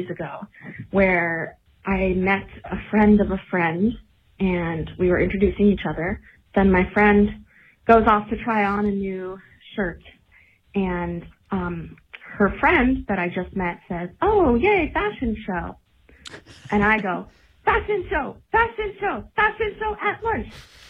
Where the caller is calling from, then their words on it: San Diego, California, United States; I'm calling from San Diego.